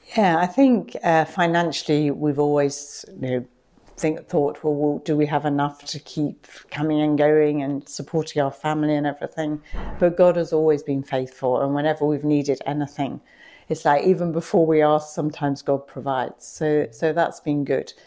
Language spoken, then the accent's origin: English; Radlett, East of England, United Kingdom; moved away as an adult; also born or lived in Nottingham; now in Ghana; I was brought up in Radlett in Hertfordshire